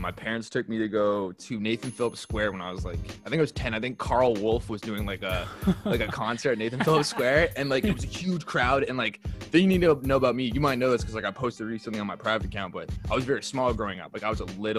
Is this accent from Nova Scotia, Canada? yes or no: no; Port Hope, Ontario, Canada; I'm from Port Hope, Ontario, which is like a small town just east of Oshawa. If you guys know the 401, it's like a half hour down the way. Pretty small. It's like 16,500 people. So like I kind of grew up like in a very small community.